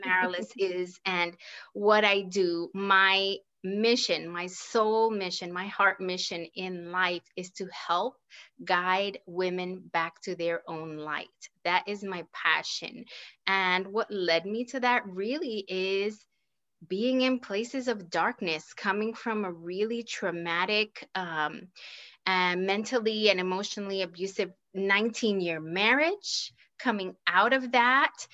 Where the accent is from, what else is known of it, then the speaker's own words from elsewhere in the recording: New York City, New York, United States; moved away as an adult; also born or lived in Puerto Rico; now in Kansas, United States; my hometown is New York City by way of Puerto Rico. That's where my family is from